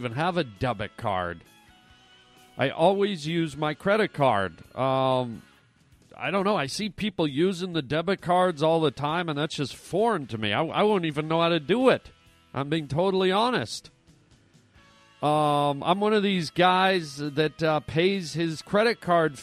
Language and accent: English; Canada; moved away; also born or lived in United States; I'm Canadian and American, but Canadian first, born in Canada.